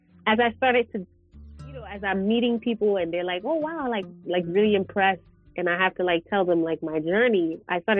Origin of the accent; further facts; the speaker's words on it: New York, United States; moved away as an adult; now in Johannesburg, South Africa; I grew up in New York